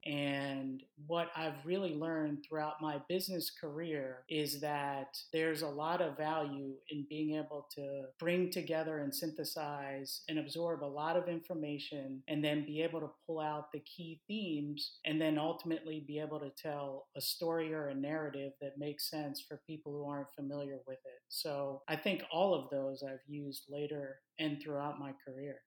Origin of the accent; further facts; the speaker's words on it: Baltimore, Maryland, United States; moved away as an adult; I'm actually from Baltimore, Maryland